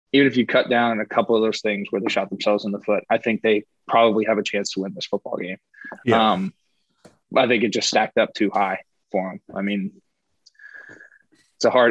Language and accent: English; Fluvanna County, Virginia, United States; I grew up in Fabana County